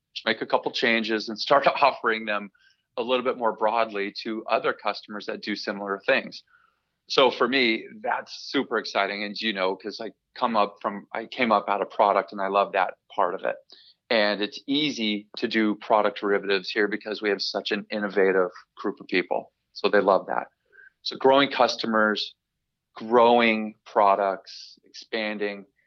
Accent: Southern California, United States; moved away as an adult; also born or lived in Sidney, New York; now in Fremont, United States; I grew up in Southern California

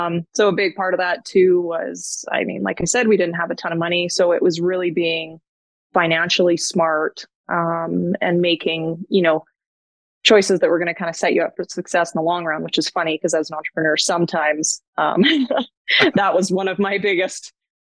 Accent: Edgerton, Alberta, Canada; now in Edmonton, Canada; I grew up about 3 hours, maybe east of Edmonton. It's a really small village. There's about 500 people. Edgerton, Alberta is the name of it

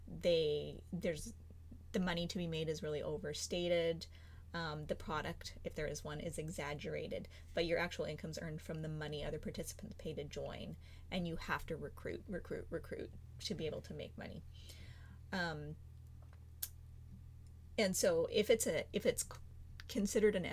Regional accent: Canada; we're Canadian

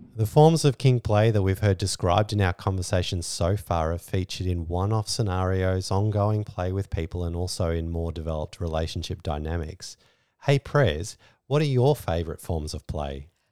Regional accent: Australia; We're Australian

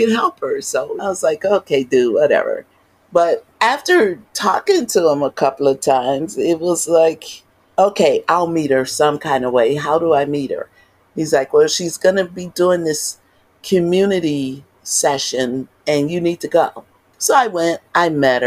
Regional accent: Chicago, Illinois, United States; I was born and raised in North Lawndale

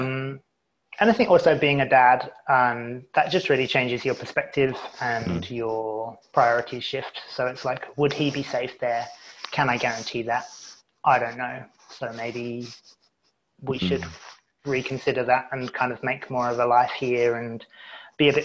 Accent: United Kingdom; also born or lived in Canada / Melbourne, Australia; now in Tasmania, Australia; I'm British

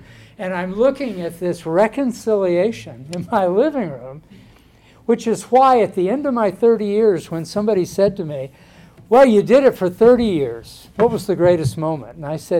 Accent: Northeast Arkansas, United States; my background in Northeast Arkansas

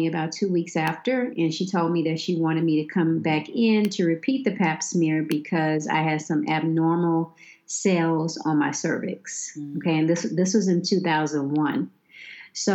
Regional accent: Memphis, Tennessee, United States; I'm born and raised in Memphis, Tennessee

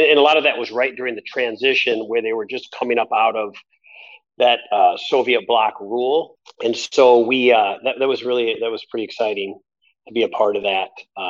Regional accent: Wisconsin, United States; moved away as an adult; also born or lived in Hawaii; now in Florida, United States; I grew up in Wisconsin. I was born in Wisconsin, Greg.

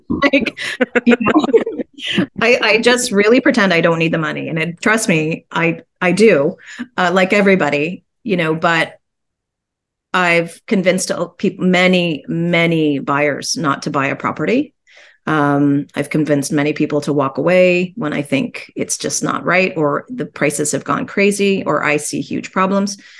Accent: Guelph, Ontario, Canada; I grew up in Guelph

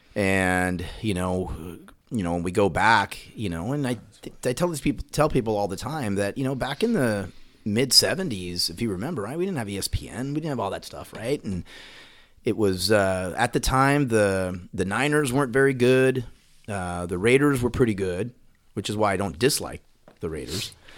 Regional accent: Puerto Rico; now in Dallas, United States; growing up in Puerto Rico, you know, I was young when I was there

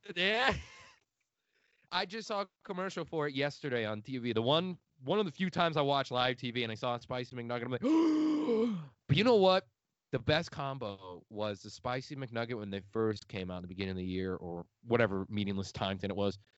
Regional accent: outside Chicago, Illinois, United States; accent: Midwestern; moved away as an adult; I'm from the outside of it a little bit

